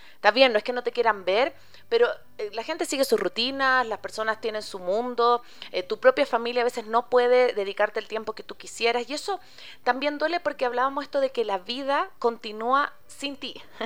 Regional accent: Chile; moved away

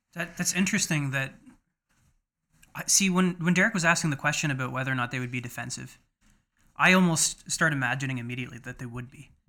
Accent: London, Ontario, Canada; moved away as an adult; now in Kingston, Canada; my hometown of London, Ontario

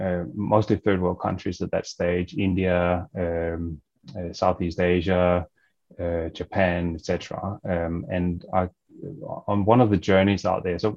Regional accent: Denmark; moved away as an adult; now in Australia; I'm originally from Denmark

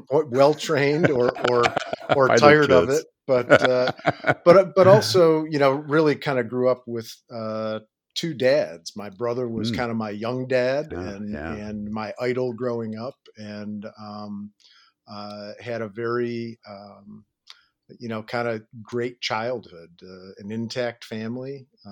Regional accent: Detroit, Michigan, United States; I was born in Detroit, Michigan, grew up on the Far East Side of Detroit, the Catholic caboose in a family of four.

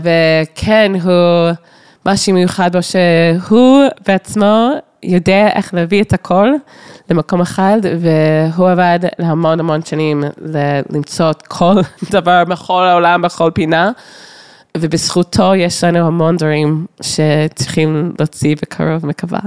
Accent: Toronto, Ontario, Canada; Hebrew is a second language; moved away; גדלתי בטורונטו

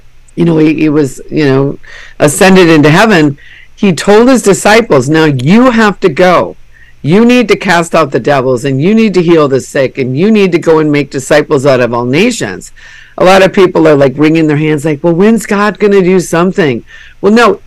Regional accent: Minnesota, United States; I'm from Minnesota, where we, you know, 10,000 lakes

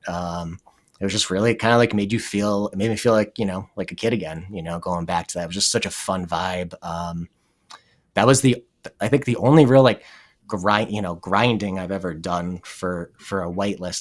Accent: New Jersey, United States; moved away as an adult; also born or lived in Madison, Wisconsin / Burlington, Vermont; I'm from New Jersey

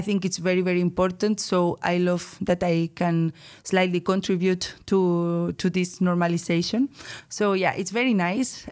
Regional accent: Bilbao, Basque Country, Spain; moved away as an adult; now in Netherlands; from the Basque Country, Bilbao, especially.

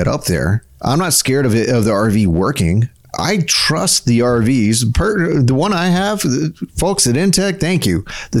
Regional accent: South Texas, United States; a central to South Texan, because I grew up in South Texas

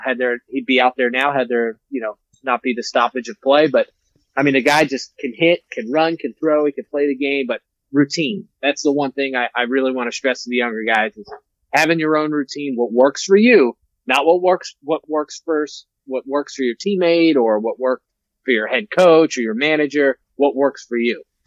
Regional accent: New York City, New York, United States; growing up in the Bronx as a Yankee fan

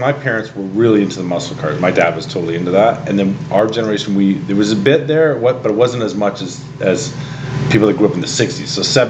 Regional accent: Harley, Ontario, Canada; I grew up in Harley.

